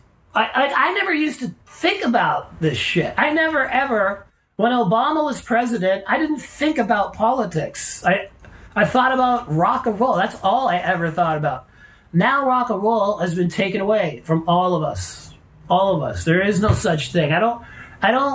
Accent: Canada; I am a Canadian, so I grew up loving beer

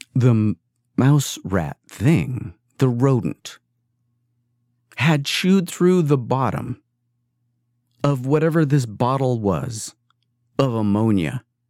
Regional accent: East Coast, United States; now in California, United States; this is California and I grew up on the East Coast.

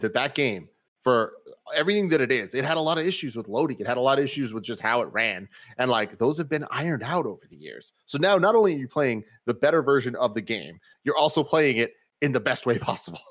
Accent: United States; I am American

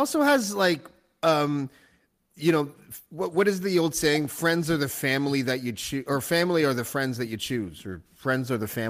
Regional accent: Canada; also born or lived in Toronto; I don't know if you know this about Canadians. You probably do, but by now. We don't think we have accents. We think that we're just monotone.

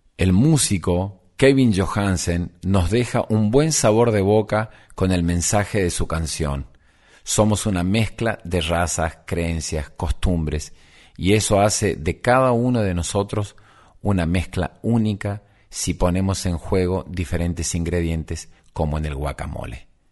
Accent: Argentina

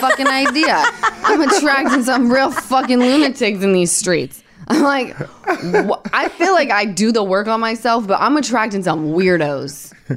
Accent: Utah, United States; I'm from Utah

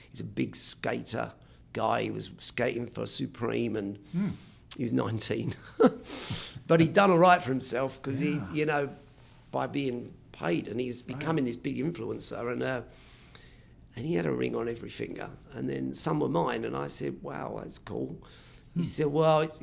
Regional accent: Gravesend, South East England, United Kingdom; I was born on the River Thames, right, where Pocahontas died

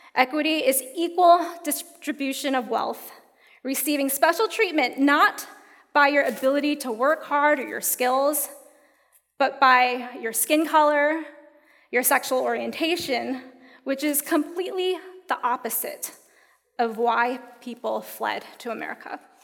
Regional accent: United States; growing up in the United States

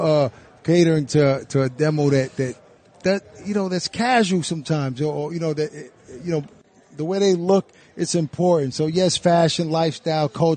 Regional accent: New York City, New York, United States; moved away as an adult; now in Jersey City, United States; We're both from Brooklyn

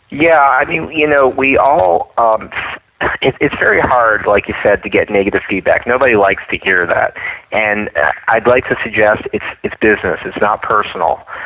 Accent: East Coast, United States; moved away; I come from the East Coast where where people are very honest and straightforward

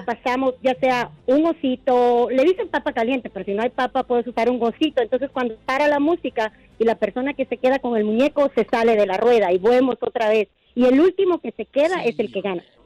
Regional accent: Guatemala; con mis sobrinos somos de Guatemala y les estamos enseñando juegos de Guatemala

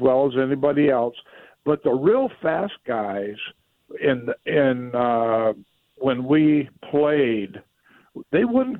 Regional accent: Iowa, United States; Not Iowa. I'm from Iowa. It was in Iowa.

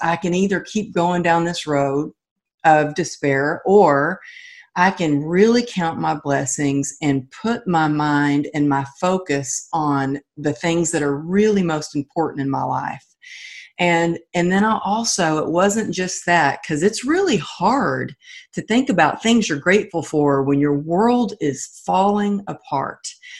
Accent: Texas, United States; I'm from Texas and I was taught, you know, you got to be a cowgirl.

